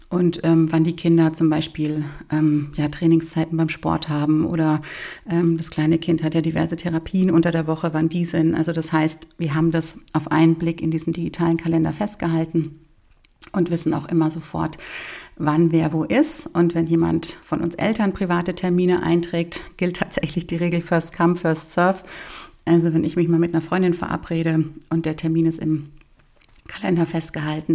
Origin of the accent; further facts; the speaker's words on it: Bavaria, Germany; bei uns in Bayern